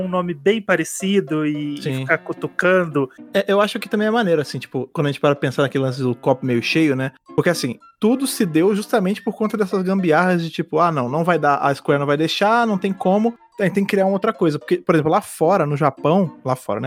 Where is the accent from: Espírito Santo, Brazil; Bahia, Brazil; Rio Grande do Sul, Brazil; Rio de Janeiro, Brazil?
Rio de Janeiro, Brazil; now in São Paulo, Brazil; eu sou do Rio de Janeiro, né? Eu moro em São Paulo, mas eu sou do Rio